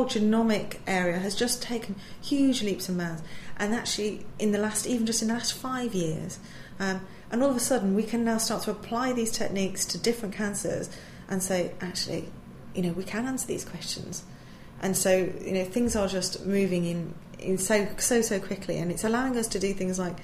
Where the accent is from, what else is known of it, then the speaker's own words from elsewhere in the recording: Manchester, North West England, United Kingdom; moved away as an adult; also born or lived in Kent; I was born and raised up in Manchester